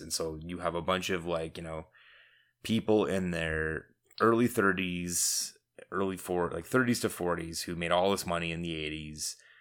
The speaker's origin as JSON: {"language": "English", "region": "Southern Ontario", "country": "Canada", "said": "we are from Southern Ontario"}